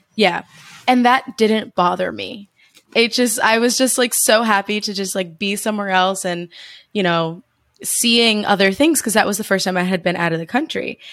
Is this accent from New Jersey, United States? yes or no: yes; New Jersey, United States; moved away as an adult; I'm from New Jersey in the States